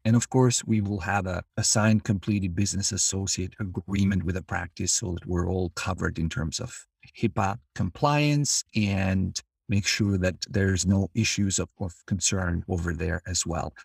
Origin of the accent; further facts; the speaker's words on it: Albania; moved away as an adult; now in United States; I'm originally from Albania. I came to the United States as a student in nineteen ninety-nine